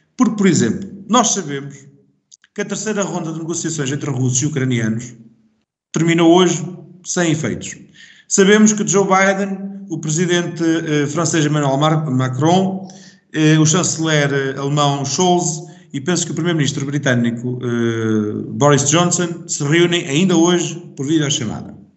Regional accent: Portugal; sou português

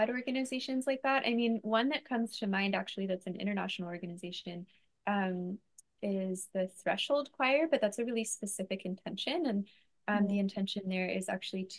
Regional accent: San Diego, California, United States; now in Hawaii, United States; I grew up in San Diego.

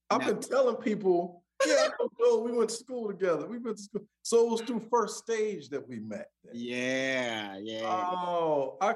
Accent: Milwaukee, Wisconsin, United States; mostly on the north side. So I remember, you know, as early as maybe three or four, living on um, like First and Lloyd.

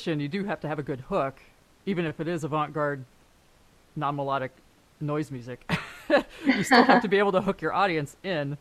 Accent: San Francisco, California, United States; moved away as an adult; also born or lived in Canada / Germany; now in Los Angeles, United States; I grew up in San Francisco. I wasn't born there, but I grew up there.

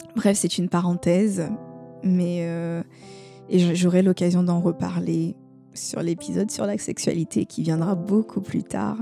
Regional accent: Côte d’Ivoire; chez nous en Côte d'Ivoire

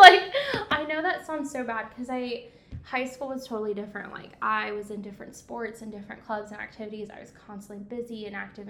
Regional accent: Coatesville, Indiana, United States; moved away as an adult; also born or lived in Evansville, Indiana; I'm from Indy. Coatesville, Indiana

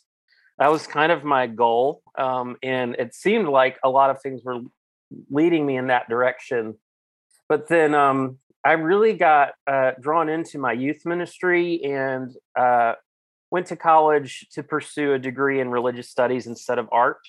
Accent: Cumberland County, Virginia, United States; now in Chapel Hill, United States; I grew up in Cumberland County, Virginia, in the middle of nowhere, and now call Chapel Hill, North Carolina, my home.

